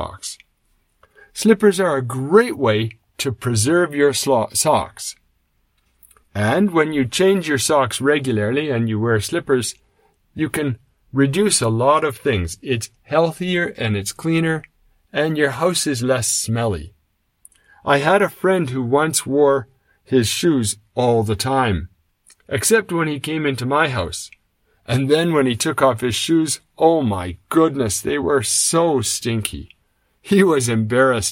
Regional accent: Canada; moved away as an adult; now in Japan; When I was growing up in Canada

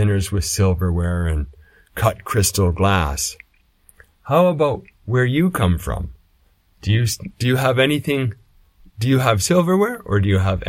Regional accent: Canada; when I was young growing up in Canada

